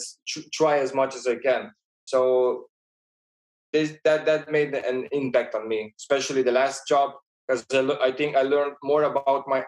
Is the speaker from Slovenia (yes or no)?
yes; Slovenia; born or raised there; moved away as an adult; also born or lived in Ljubljana, Slovenia; now in Vienna, Austria